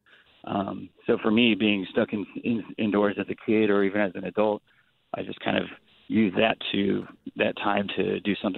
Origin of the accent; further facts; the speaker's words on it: Mesa, Arizona, United States; that's where I grew up, in Mesa